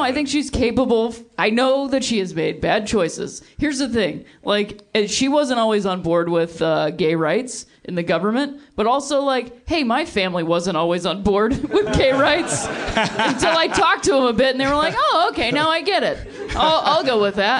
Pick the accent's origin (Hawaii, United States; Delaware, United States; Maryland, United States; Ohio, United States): Ohio, United States; Akron; moved away; also born or lived in Chicago; I'm from Akron, Ohio.